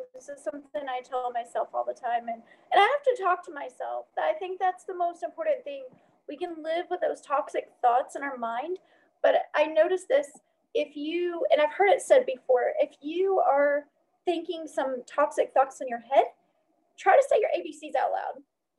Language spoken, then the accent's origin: English; the South, United States; growing up in the South, being the only, you know, light-skinned person at an all-light-skinned school that had Black friends